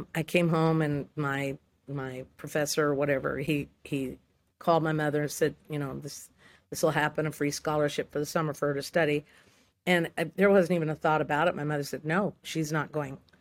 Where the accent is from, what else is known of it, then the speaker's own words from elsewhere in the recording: Santa Rosa, California, United States; I was born in Santa Rosa, California. It's, it's Sonoma County